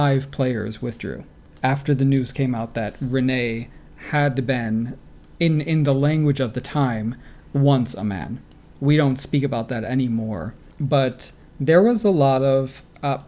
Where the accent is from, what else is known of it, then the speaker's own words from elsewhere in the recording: Rochester, New York, United States; my hometown of Rochester, New York